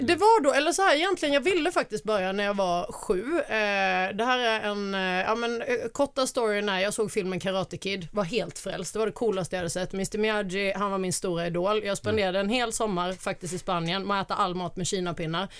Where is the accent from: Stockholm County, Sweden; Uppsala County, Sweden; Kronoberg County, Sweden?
Kronoberg County, Sweden; Alvesta; accent: Småland dialect; moved away; jag är eh, född och uppvuxen i Småland, eh, Småland småländska skogarna, i en liten by som heter Alvesta